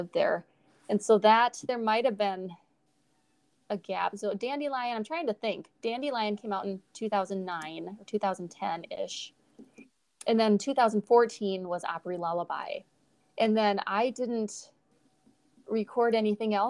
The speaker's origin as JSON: {"language": "English", "region": "South Dakota", "country": "United States", "said": "I was from South Dakota"}